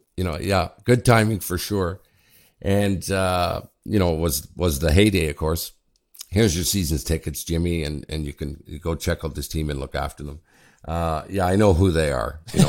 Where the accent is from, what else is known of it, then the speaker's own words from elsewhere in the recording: Ottawa, Ontario, Canada; also born or lived in Sudbury, Ontario; I'm from Ottawa. I went to high school in the University in Ottawa. I'm originally from Sudbury, and I went back to Ottawa